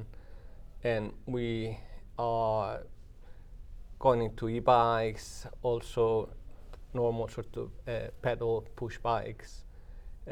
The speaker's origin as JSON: {"language": "English", "country": "Colombia", "also_born_or_lived": "United Kingdom", "moved": "as an adult", "lives_now": "Manchester, United Kingdom", "said": "I'm from Colombia in South America, but I spent the past 30 years in the UK"}